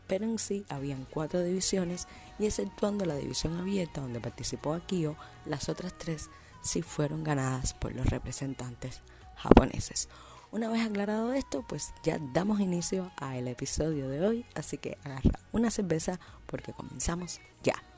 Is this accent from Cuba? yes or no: yes; Cuba; estaba muy orgullosa como cubana